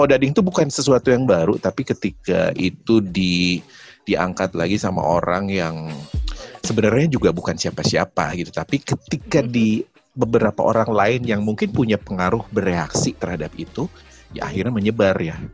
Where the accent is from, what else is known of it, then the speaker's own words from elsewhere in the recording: Bandung, West Java, Indonesia; gue orang Bandung